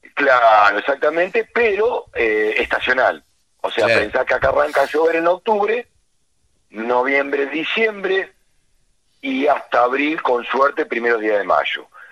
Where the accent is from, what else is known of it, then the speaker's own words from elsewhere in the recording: Azul, Buenos Aires Province, Argentina; now in San Luis, Argentina; vengo nacido y criado en la cuenca del Salado